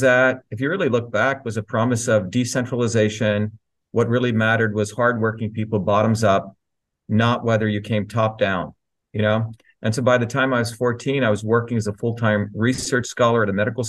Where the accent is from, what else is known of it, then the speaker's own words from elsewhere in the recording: Newark, New Jersey, United States; also born or lived in India; kid growing up in Newark, New Jersey.